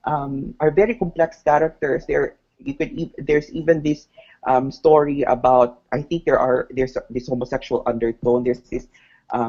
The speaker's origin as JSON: {"language": "English", "town": "Nabunturan", "region": "Davao Region", "country": "Philippines", "tie": "born or raised there", "said": "my hometown in Abunturan"}